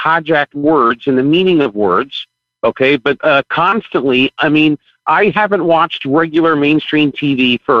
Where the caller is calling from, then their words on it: Fort Lauderdale, Florida, United States; Hi, … from Fort Lauderdale, Florida.